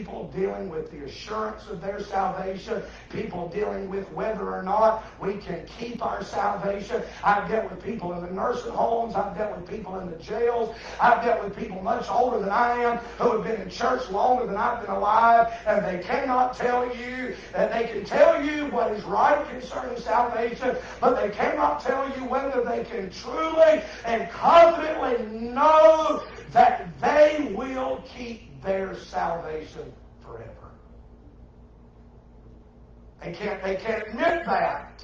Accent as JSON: {"language": "English", "area": "the Bible Belt", "region": "the South", "country": "United States", "tie": "born or raised there", "lives_now": "South Carolina, United States", "said": "I was born in the Bible Belt"}